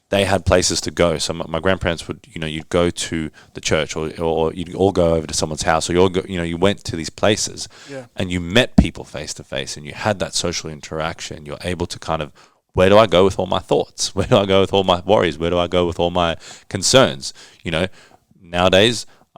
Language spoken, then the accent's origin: English; Johannesburg, Gauteng, South Africa; moved away; I was born in Johannesburg